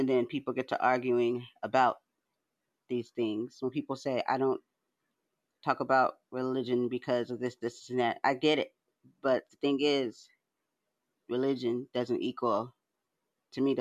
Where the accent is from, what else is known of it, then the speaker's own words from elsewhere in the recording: San Diego, California, United States; I'm from San Diego